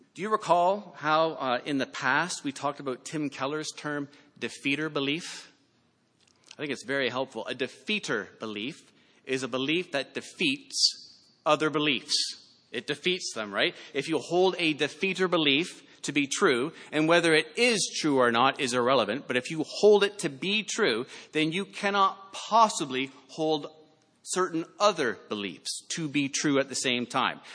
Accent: Canada; I'm Canadian

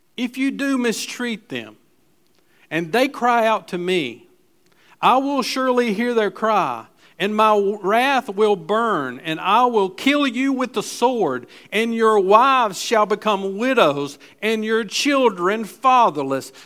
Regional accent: Gastonia, North Carolina, United States; I'm from West Gastonia

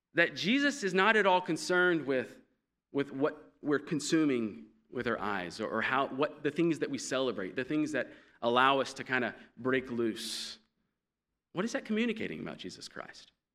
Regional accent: United States; being an American

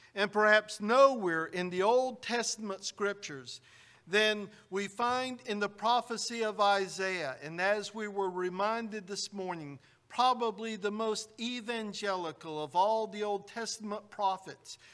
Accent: United States; Growing up in the United States, I, we were taught that George Washington is the father of our country

